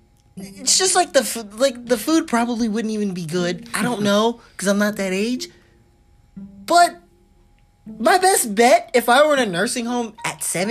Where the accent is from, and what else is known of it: United States